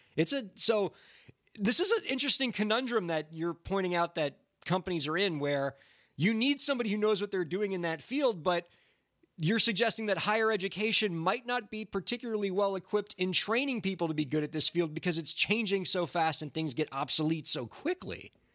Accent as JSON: {"language": "English", "town": "Miami", "region": "Florida", "country": "United States", "moved": "yes", "said": "we're from Miami, Florida originally"}